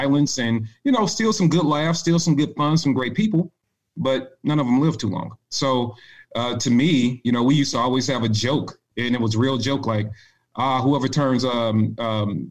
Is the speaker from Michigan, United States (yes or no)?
no; St. Louis, Missouri, United States; moved away as an adult; I'm from St. Louis, Missouri, born and raised